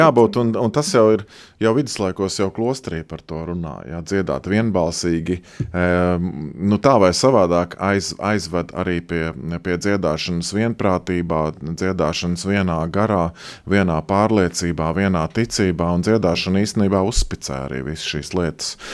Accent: Latvia; es esmu šeit piedzimis, šeit audzis, šeit dzīvojis

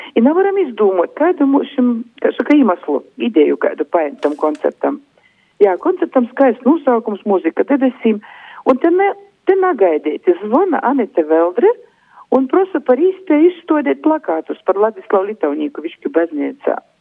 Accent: Višķi, Augšdaugava Municipality, Latvia; also born or lived in Aglona / Daugavpils; es esmu dzimusi Aglilnā, bet visu mūžu dzīvoju Višķos.

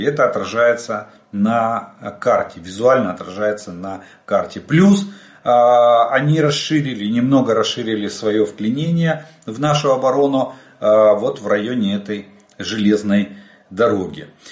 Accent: Ukraine; мы из Украины

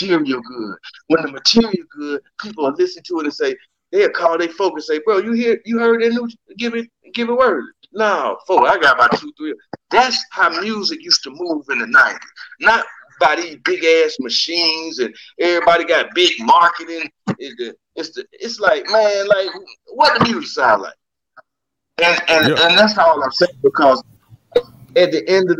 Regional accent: the South, United States; I'm from the South

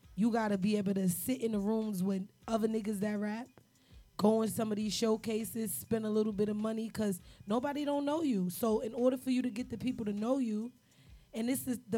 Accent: New York City, New York, United States; also born or lived in New Jersey; We all from the city. I'm from Harlem.

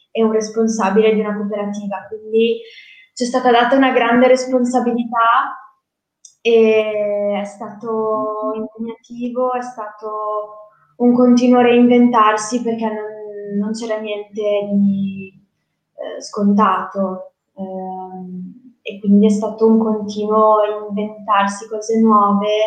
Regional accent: Genoa, Liguria, Italy; sono di Genova, ma ho vissuto a finale, sono tornata a Genova

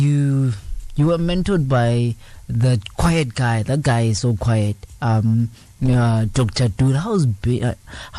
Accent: Mpumalanga, South Africa; I'm from Mpumalanga

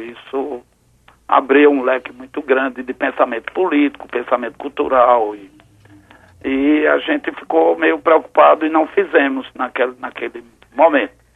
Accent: Garanhuns, Pernambuco, Brazil; moved away; os meus pais, que colocaram a gente para estudar em Garanhuns

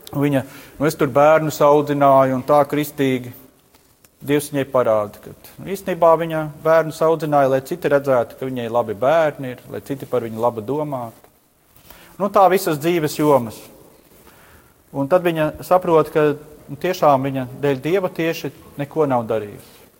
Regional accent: Latvia; Mēs vēl te Latvijā

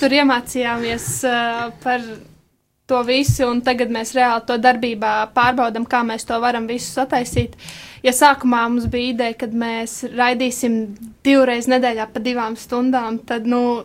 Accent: Rūjiena, Valmiera Municipality, Latvia; mēs nākam no Rujens

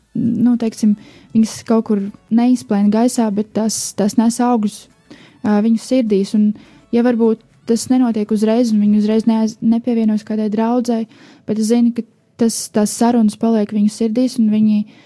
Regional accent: Riga, Latvia; es esmu no Rīgas

